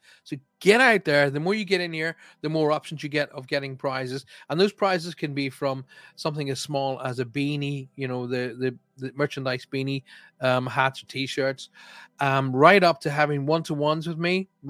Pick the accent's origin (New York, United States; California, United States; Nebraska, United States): New York, United States; Long Island; Paul, I'm from Long Island, New York.